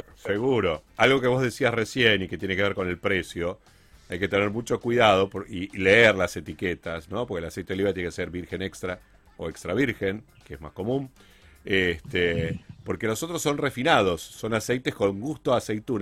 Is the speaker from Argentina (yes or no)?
yes; Argentina; en el caso de Argentina, que producimos aceite de oliva hace muchísimos años